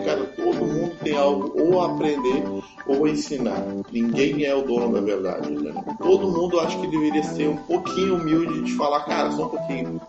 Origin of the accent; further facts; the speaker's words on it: Alvorada, Rio Grande do Sul, Brazil; also born or lived in Porto Alegre; Moro, eu morei minha vida toda em Alvorada